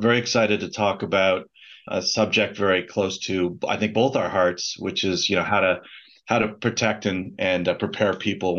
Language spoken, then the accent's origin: English; Canada; also born or lived in Moscow, Russia / Beijing, China; I'm actually a Canadian physician, but done a lot of my work internationally.